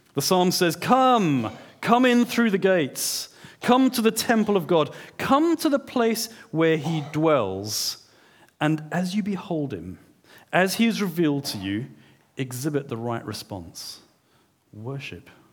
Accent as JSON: {"language": "English", "country": "South Africa", "moved": "yes", "said": "I'm a South African"}